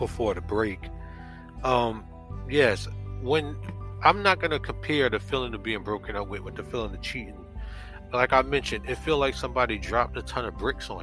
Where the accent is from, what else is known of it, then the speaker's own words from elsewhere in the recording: Jersey City, New Jersey, United States; I'm from Jersey City, New Jersey, originally